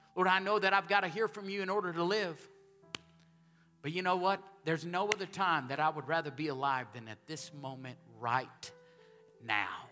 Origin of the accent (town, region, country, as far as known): Texas, United States